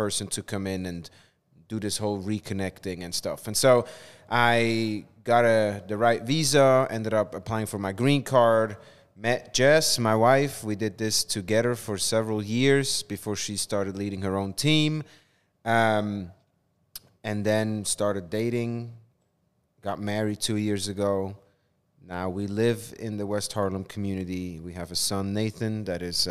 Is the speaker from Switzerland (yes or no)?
yes; Switzerland; moved away as an adult; now in New York City, United States; I am originally from Switzerland. I grew up in Switzerland.